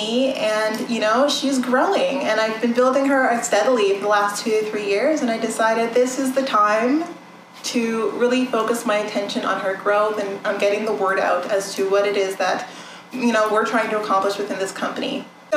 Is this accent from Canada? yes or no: yes; Canada; I'm Canadian. I was born and raised in Canada.